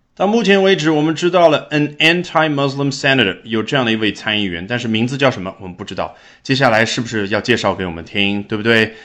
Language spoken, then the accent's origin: Chinese; China; 我们中国人